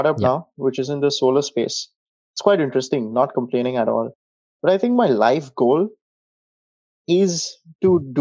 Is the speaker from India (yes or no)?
yes; India; moved away as an adult; also born or lived in Warwick, United Kingdom; culturally, I moved from India to a global village